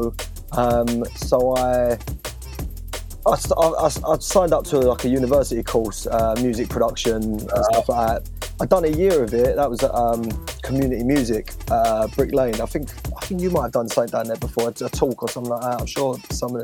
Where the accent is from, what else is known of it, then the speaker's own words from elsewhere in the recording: Romford, London, United Kingdom; I was born in Romford, Essex